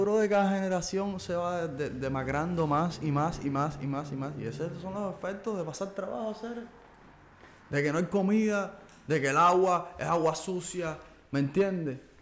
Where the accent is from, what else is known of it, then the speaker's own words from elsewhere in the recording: Cuba; somos parte de la sociedad cubana, ¿ok? Somos cubanos